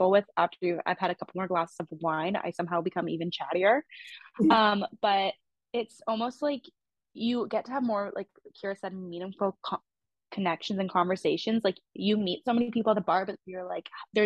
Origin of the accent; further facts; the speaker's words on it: Canada; I'm Canadian